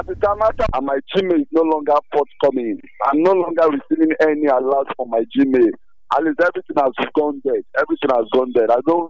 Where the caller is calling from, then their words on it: Akure, Ondo, Nigeria; I'm calling from Akure.